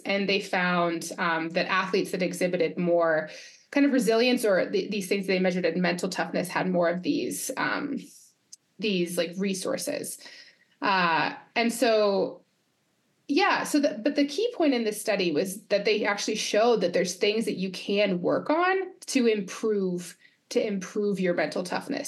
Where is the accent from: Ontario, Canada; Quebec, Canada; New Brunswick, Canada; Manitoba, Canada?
Quebec, Canada; I'm from Quebec region